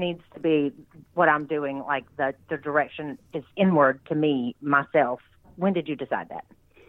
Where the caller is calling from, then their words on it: West Point, Georgia, United States; accent: Southern; I'm calling from West Point, Georgia.